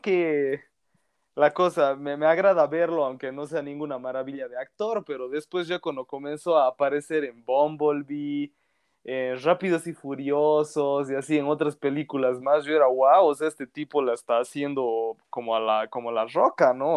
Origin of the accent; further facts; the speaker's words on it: Bolivia; soy de Bolivia